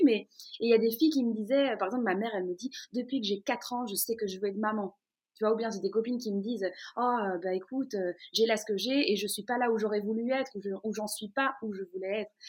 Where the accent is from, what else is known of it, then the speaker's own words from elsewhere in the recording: Brussels, Brussels-Capital Region, Belgium; je suis née et j'ai grandi dans la commune d'Ixelles, à, Bruxelles, pas très loin de Matongué